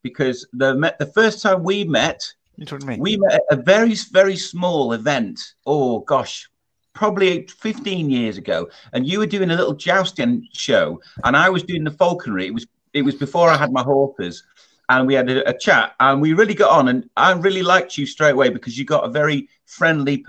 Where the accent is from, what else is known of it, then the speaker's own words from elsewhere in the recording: Scarisbrick, North West England, United Kingdom; I was brought up in Lancashire, a place called, you probably wouldn't have heard of it, but I'll tell you, the nearest town is called Southport. But I was just outside a place called Scaresbrick